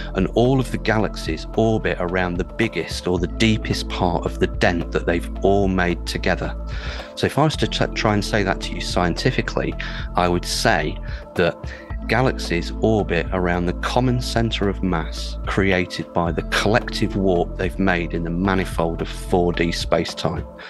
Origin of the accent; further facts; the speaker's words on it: United Kingdom; an astrophysicist from the UK